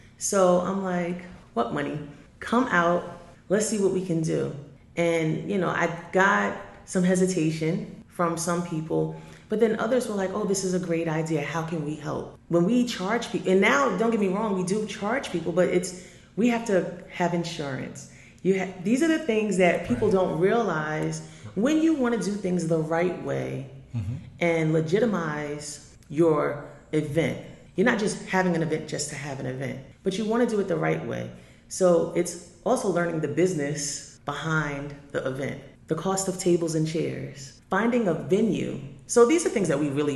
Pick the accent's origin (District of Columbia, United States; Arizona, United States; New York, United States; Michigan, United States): New York, United States; Long Island; I am a person from Long Island